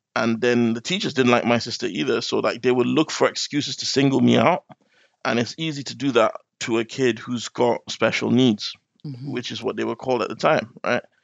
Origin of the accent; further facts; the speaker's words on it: Nigeria; now in London, United Kingdom; my parents moved back when I was still quite little. So I spent half my life in Nigeria.